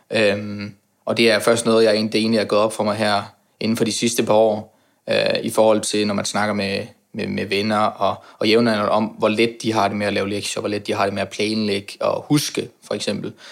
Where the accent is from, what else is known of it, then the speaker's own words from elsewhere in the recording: Aarhus, Central Denmark Region, Denmark; now in Copenhagen, Denmark; Øh, jeg har boet i København i to og et halvt år. Jeg kommer oprindeligt fra Jylland, Aarhus for at være nærmere sagt.